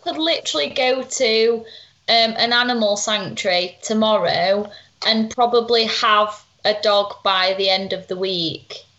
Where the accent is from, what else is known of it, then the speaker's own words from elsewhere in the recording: Sheffield, Yorkshire and the Humber, United Kingdom; in Sheffield talk, where we're from